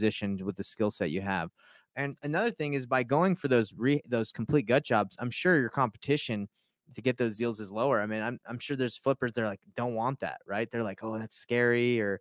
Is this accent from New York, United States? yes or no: no; Georgia, United States; moved away; My buddy that I grew up with in Georgia